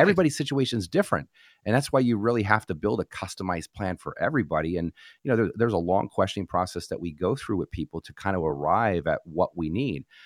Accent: New Jersey, United States; moved away; was born and raised in New Jersey.

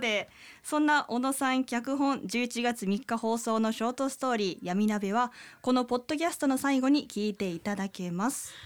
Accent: Kyoto, Japan; 京都出身です

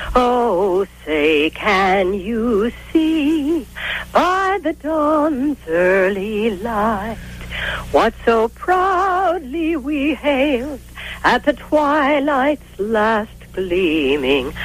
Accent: the Midwest on the Ohio River, United States; moved away; growing up in the Midwest on the Ohio River

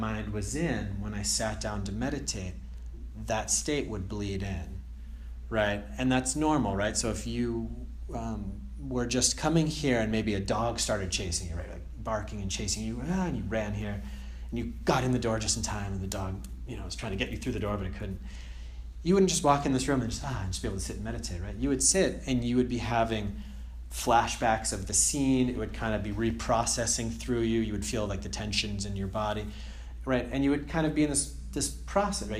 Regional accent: Andover, Massachusetts, United States; moved away as an adult; also born or lived in Connecticut / Germany; I'm from Andover also, so I went to, you know, Bancroft and Doherty and Andover High School

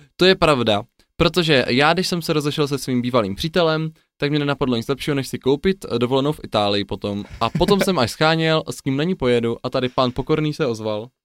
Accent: Czechia; jako správní Češi

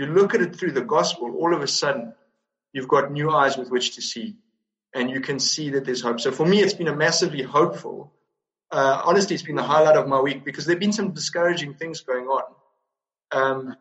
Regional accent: South Africa; as a South African

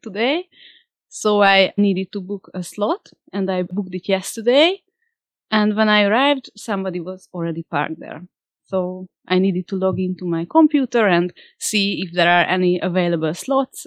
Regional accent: Hungary; also born or lived in Italy; come back to Hungary, because I had good friends here

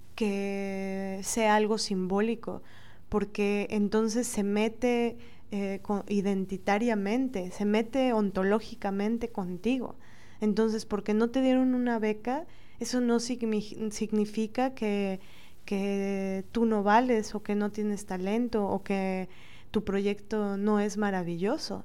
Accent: Mexico; como mujeres latinas, mexicanas, morenas

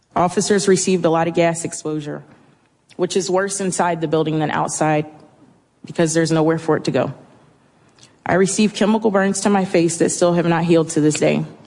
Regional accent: United States; As an American and as an Army veteran

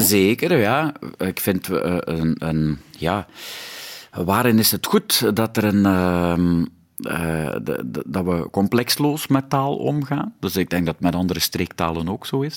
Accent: West Flanders, Belgium; accent: West Flemish; first language West Flemish; bij ons thuis werd er alleen West-Vlaams gesproken.

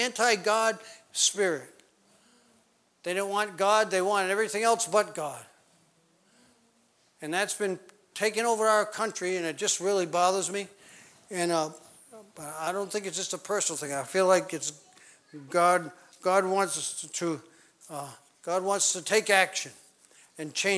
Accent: New England, United States; I grew up in New England

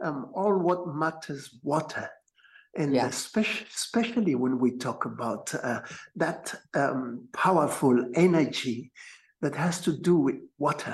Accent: Freetown, Western Area, Sierra Leone; moved away as an adult; now in Spain; I was born in Freetown, Sierra Leone

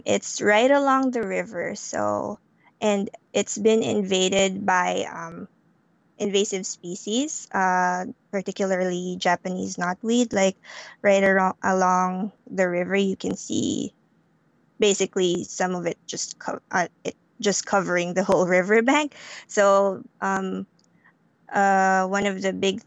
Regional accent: Philippines; moved away; I grew up in the Philippines, and I grew up in the city in the Philippines

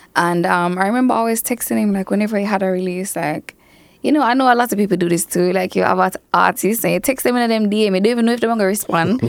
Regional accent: Mandeville, Manchester, Jamaica; growing up in Manchester

